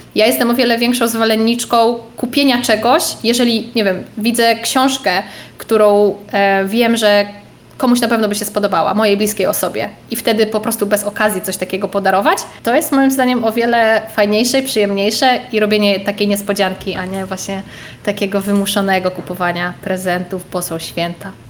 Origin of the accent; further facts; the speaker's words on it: Lublin Voivodeship, Poland; moved away; pochodzę z małej wsi na Lubelszczyźnie